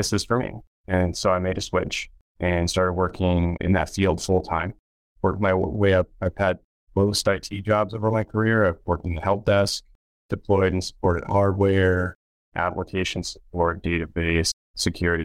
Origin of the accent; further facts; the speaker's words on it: Reno, Nevada, United States; I grew up in the Reno, Lake Tahoe area.